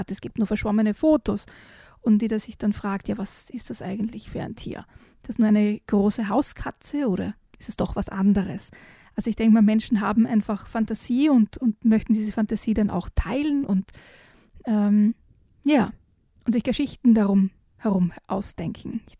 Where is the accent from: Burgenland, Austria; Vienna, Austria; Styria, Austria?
Styria, Austria; Und ich bin ja mit Sagen in der Steiermark quasi aufgewachsen